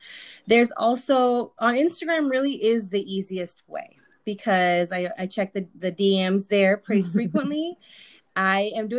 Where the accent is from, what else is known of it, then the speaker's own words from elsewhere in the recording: Sonora, Mexico; You know, I'm from Sonora and I have this and I'm first gen too.